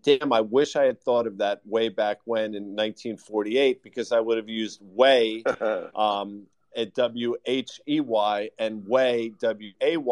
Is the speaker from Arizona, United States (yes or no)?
no; Croton-on-Hudson, New York, United States; Fran and I grew up together in Croton on the Hudson